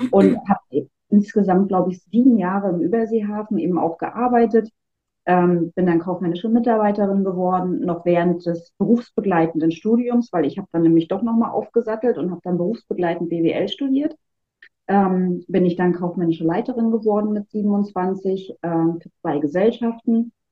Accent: Wismar, Mecklenburg-Vorpommern, Germany; moved away as an adult; now in Rostock, Germany; Aber ich bin tatsächlich 2007 aus Wismar hier nach Rostock gekommen und äh, ja auch nie wieder gegangen, was soll ich sagen.

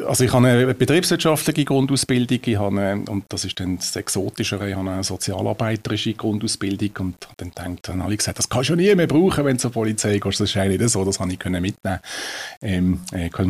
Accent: Riehen, Basel-Stadt, Switzerland; Ich bin in Riechen aufgewachsen

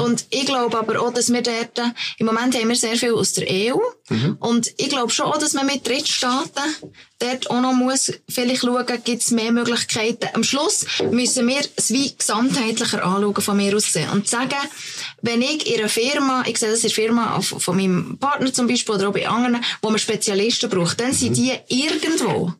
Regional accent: Lucerne, Switzerland; bei uns in Luzern

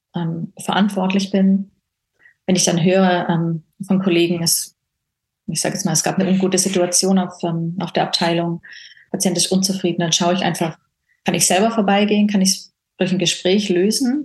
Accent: Baden-Württemberg, Germany; moved away as an adult; now in Switzerland; Ich komme ursprünglich, komme ich eben aus Deutschland, ähm, aus Baden-Württemberg

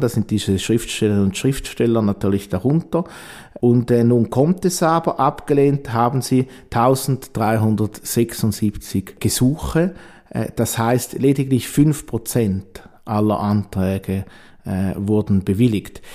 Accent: Eastern Switzerland, Switzerland; Ich komme ja aus der Ostschweiz

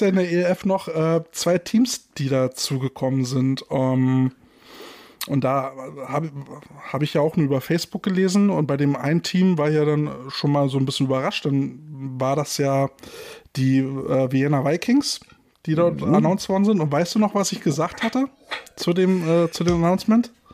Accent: Berlin, Germany; unser Lokalpatriotismus endet an der Berliner Stadtgrenze

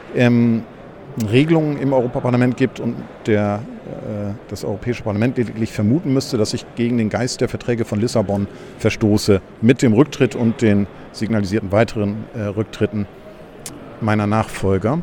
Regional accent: Germany; ich bin ja Deutscher

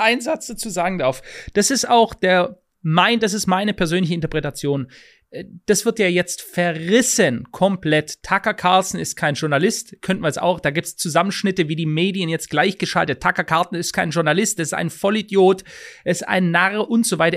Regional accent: Germany; bei uns in Deutschland

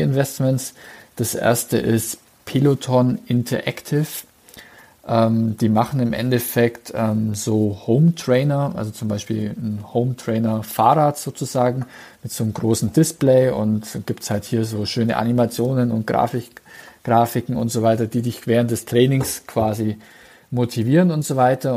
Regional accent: Bavaria / Swabia, Germany; bei uns in Bayern bzw. in Schwaben

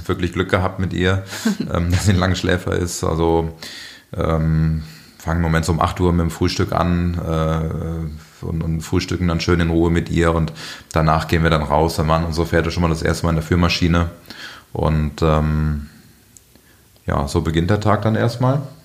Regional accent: Aachen, North Rhine-Westphalia, Germany; moved away as an adult; now in Munich, Germany; ich bin ja auch in Aachen geboren, also bin auf dem elterlichen äh, landwirtschaftlichen Betrieb groß geworden.

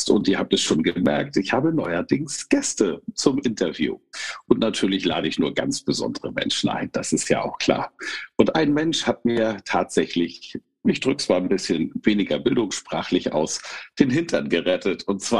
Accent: Kiel, Schleswig-Holstein, Germany; Sie kommt aus meiner alten Heimat, aus Kiel.

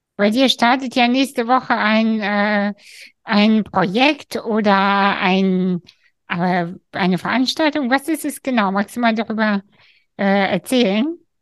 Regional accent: Kazakhstan; moved away; ich bin aus Kasachstan

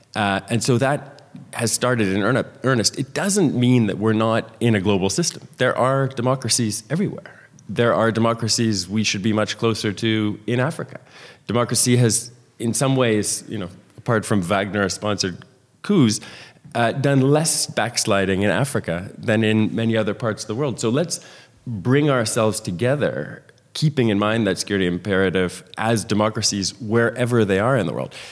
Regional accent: Canada; I, as a former Canadian immigration minister

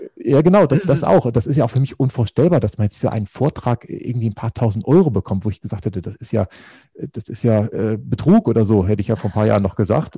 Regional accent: Northern Germany, Germany; moved away as an adult; also born or lived in Baden-Württemberg; ich bin auf dem Bauernhof groß geworden. Das ist tatsächlich etwas äh, in Norddeutschland

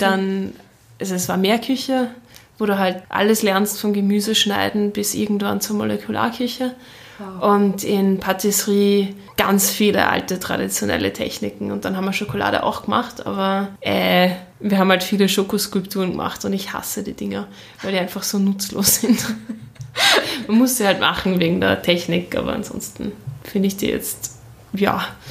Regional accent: Austria; also born or lived in Shanghai; als Österreicherin

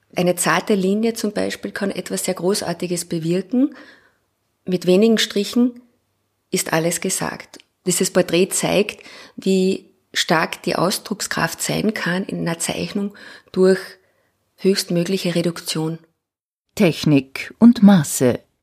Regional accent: Klagenfurt, Carinthia, Austria; also born or lived in Graz / Linz / Innsbruck; now in Vienna, Austria; Ich bin in Klagenfurt geboren, habe in Graz studiert

